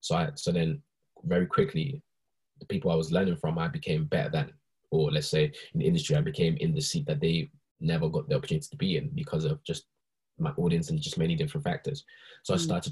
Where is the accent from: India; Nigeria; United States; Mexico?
Nigeria; now in United Kingdom; when I was in Nigeria, when I was born in Nigeria